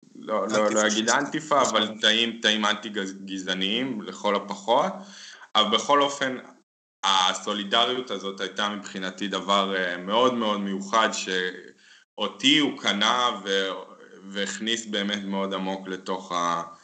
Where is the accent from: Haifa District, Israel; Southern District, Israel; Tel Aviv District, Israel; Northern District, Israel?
Tel Aviv District, Israel; Tel Aviv; moved away as an adult; now in Berlin, Germany; לכדורגל הגעתי כמו רוב הילדים ב- בישראל, דרך uh, המשפחה, אבא שלי, אה, אוהדי הפועל, מגיל צעיר uh, לקחו אותי לבלומפילד